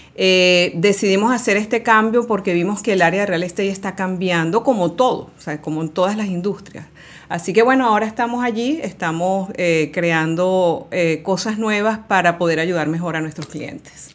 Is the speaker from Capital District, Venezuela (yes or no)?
yes; Caracas, Capital District, Venezuela; moved away as an adult; now in Miami, United States; yo eh, viví y nací en Caracas, Venezuela.